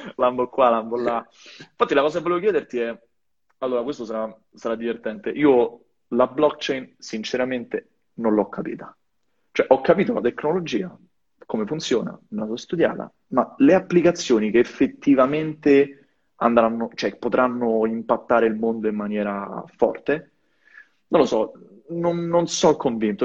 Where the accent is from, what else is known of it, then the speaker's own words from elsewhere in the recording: Italy; moved away as an adult; also born or lived in Rome / Silicon Valley / Belgium; now in Denmark; col mio paese, però non ce l'ho fatta, me ne sono venuto qua